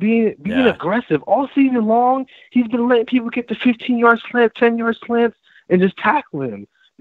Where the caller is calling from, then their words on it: Orlando, Florida, United States; I'm calling in from Orlando, Florida.